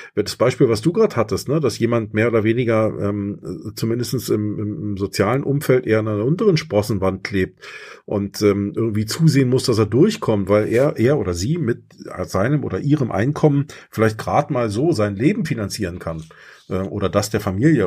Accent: East Germany, Germany; ich bin im Osten groß geworden

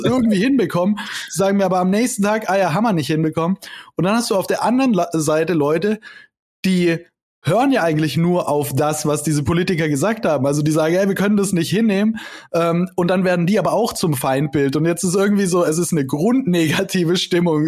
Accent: Konstanz, Baden-Württemberg, Germany; moved away; ich war vor ein paar Wochen dann in, äh, Konstanz, zu meiner Heimat

